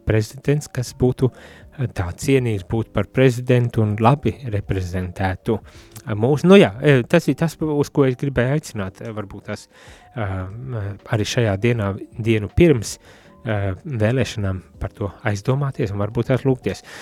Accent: Riga area, Latvia; also born or lived in Courland; es no Rīgas puses un sevi vairāk par kurzemnieku uzskatu

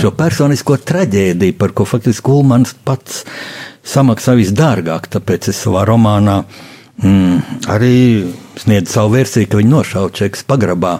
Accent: Latvia; mēs esam latvieši, mīlēt Latviju

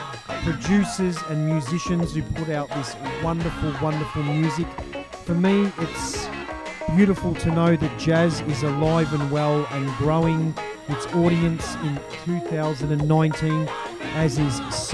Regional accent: Melbourne, Victoria, Australia; out of Melbourne, Australia, my hometown, right where this show's coming from

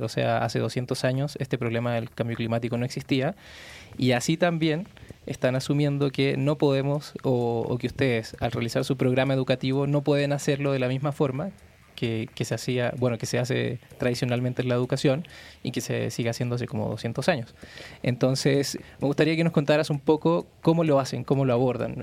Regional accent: Santiago, Santiago Metropolitan Region, Chile; moved away as an adult; now in Mexico City, Mexico; yo vengo de Santiago y de Santiago de Chile

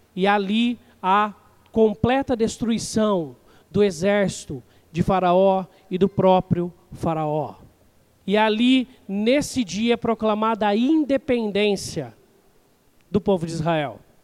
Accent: Brazil; nós, como brasileiros

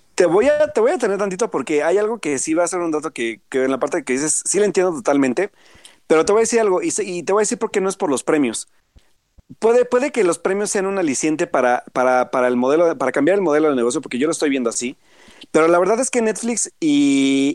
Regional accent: Puebla, Mexico; yo soy de Puebla

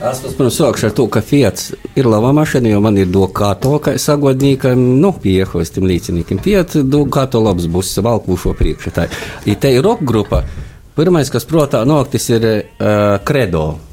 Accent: Latgale, Latvia; moved away as an adult; now in Riga, Latvia; es nāku no tāda maza mīsta gola ķikšiem Latgalē

